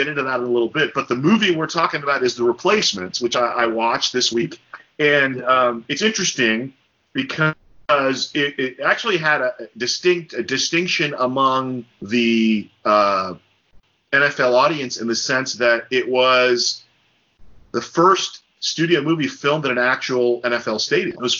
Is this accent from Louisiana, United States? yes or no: no; New Jersey, United States; growing up in New Jersey